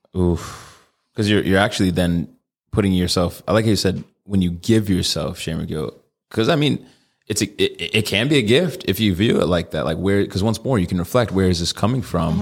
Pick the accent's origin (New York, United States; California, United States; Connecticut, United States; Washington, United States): Connecticut, United States; now in Arizona, United States; I'm from Connecticut